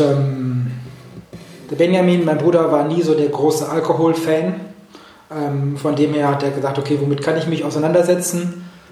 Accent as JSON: {"language": "German", "town": "Oberhausen", "region": "North Rhine-Westphalia", "country": "Germany", "moved": "as an adult", "lives_now": "Basel, Switzerland", "said": "ich komme ja ursprünglich aus dem Ruhrgebiet, aus mhm. dem wunderschönen Oberhausen"}